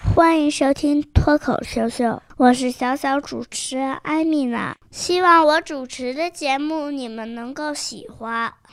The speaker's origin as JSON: {"language": "Chinese", "region": "Beijing", "country": "China", "said": "我来自约旦和中国。我的爸爸是约旦人，我的妈妈是北京人。我在北京生活。在新园幼儿园上大班。我五岁啦"}